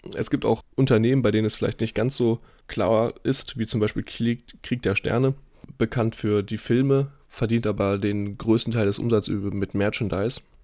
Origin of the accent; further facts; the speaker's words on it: Dortmund, North Rhine-Westphalia, Germany; moved away; bei uns in Dortmund in der Heimat